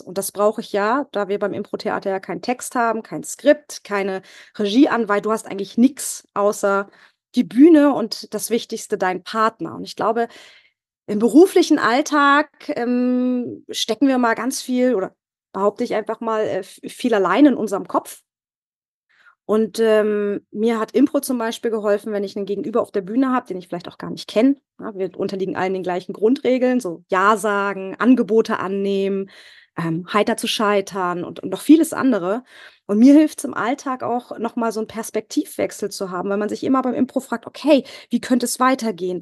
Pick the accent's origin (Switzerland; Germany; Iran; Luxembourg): Germany; Northern Germany; moved away as an adult; now in Bavaria, Germany; Ich komme ursprünglich aus Norddeutschland